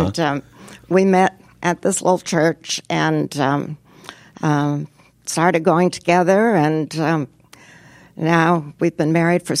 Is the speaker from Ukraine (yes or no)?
no; Xi'an, Shaanxi, China; born there; Yes, I was born in China. My parents were missionaries in China. And so that accounted for it. And I was born in the city of Xi'an